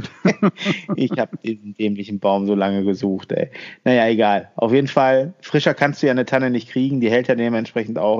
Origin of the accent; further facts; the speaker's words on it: Germany; bei uns in Deutschland